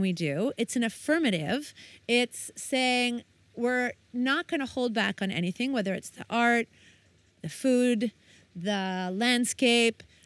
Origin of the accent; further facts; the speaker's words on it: United States; moved away; I'm American